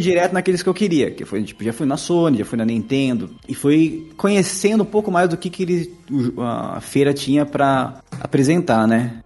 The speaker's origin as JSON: {"language": "Portuguese", "town": "Itatiba", "region": "São Paulo", "country": "Brazil", "said": "eu sou de Itatiba, interior de São Paulo"}